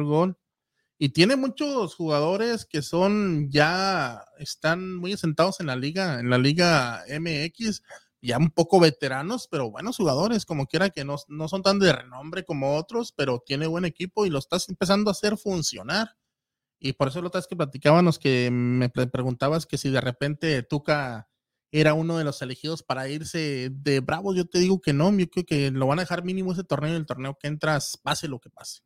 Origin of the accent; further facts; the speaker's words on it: Ciudad Juárez, Chihuahua, Mexico; yo soy de Ciudad Juárez